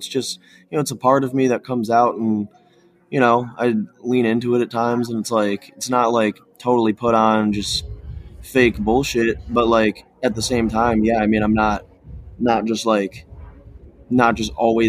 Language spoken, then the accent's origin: English; Cleveland, Ohio, United States; So like growing up in Cleveland, I definitely came into things a bit more on, you know, the more hardcore end of things.